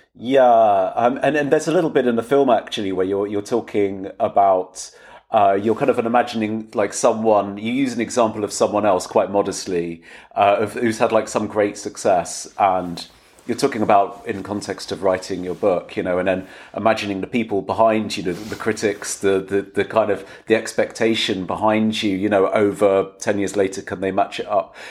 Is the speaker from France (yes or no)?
no; England, United Kingdom; possibly as an English person